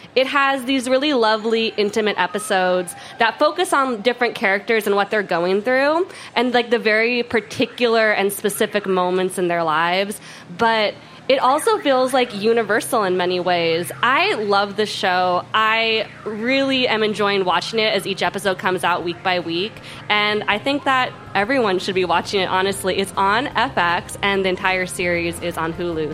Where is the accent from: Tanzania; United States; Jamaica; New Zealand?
United States; Oregon; now in Minnesota, United States; I'm from Oregon.